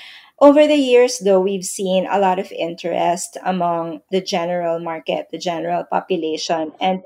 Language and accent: English; Las Piñas, Metro Manila, Philippines; now in United States; I grew up in the Philippines, in Las Piñas City. It's a city in the southern part of Metro Manila.